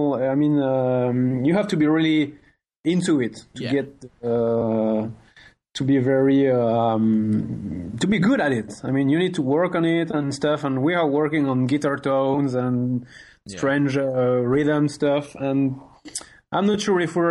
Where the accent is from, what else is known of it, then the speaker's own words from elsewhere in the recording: near Mulhouse, Grand Est, France; first language French; English is a second language; we are from a very little city in France.